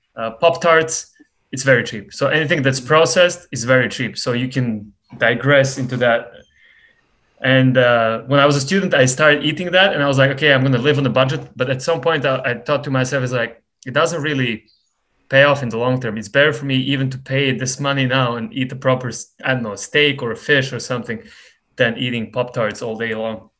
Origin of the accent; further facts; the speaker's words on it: Montenegro; now in United States; I come from Montenegro